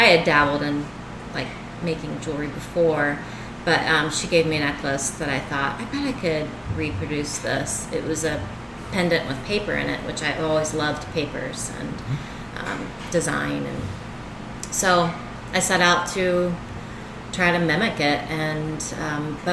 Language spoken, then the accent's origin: English; Richmond, Virginia, United States; moved away as an adult; now in Winona Lake, United States; I grew up in Richmond, Virginia